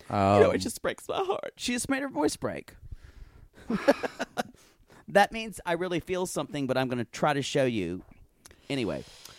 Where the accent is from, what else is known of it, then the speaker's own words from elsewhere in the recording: Deep South, United States; I think I grew up with people in the Deep South where I grew up. People actually drink buttermilk.